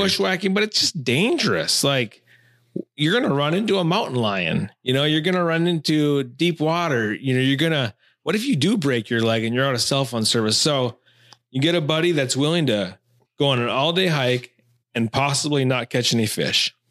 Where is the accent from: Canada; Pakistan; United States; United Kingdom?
United States; Taylors Falls, Minnesota; I grew up in Taylor's Falls, Minnesota. Like, for the first, uh, nineteen years of my life